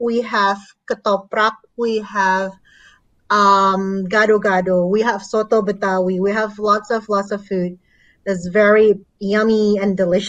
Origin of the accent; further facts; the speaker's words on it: Jakarta, Indonesia; So I was born and raised in Jakarta, so I've been living here for more than 30 years.